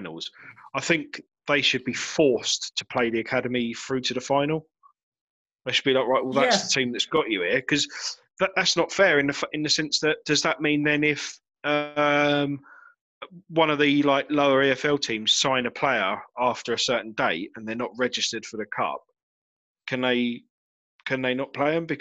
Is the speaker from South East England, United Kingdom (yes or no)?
yes; Chatham, South East England, United Kingdom; I grew up in Chatham